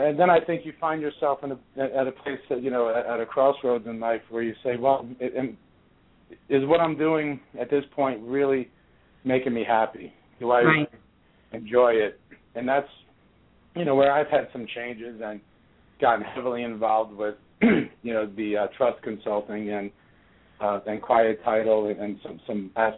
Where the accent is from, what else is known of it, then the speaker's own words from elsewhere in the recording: New York, United States; moved away as an adult; also born or lived in Boston / South Florida; I'm from New York. I grew up just outside of the city